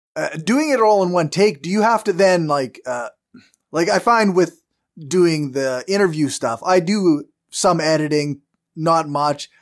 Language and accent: English; Canada; accent: strong Canadian; I have a very strong Canadian accent